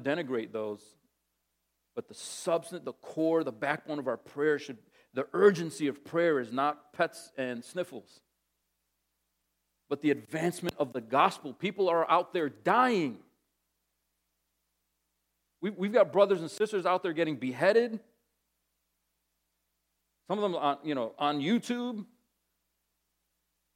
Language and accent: English; New Jersey, United States; also born or lived in Massachusetts; when my mother and I moved from Massachusetts to New Jersey